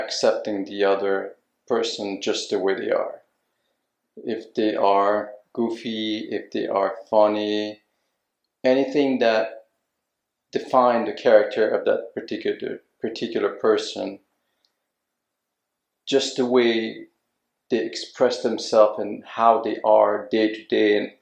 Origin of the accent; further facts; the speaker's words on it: Boston, Massachusetts, United States; I'm from Boston, Massachusetts